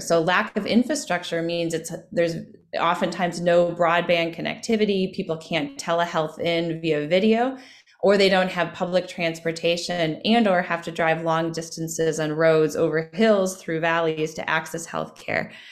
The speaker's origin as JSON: {"language": "English", "town": "Winona", "region": "Minnesota", "country": "United States", "tie": "born or raised there", "said": "I grew up in Winona, Minnesota"}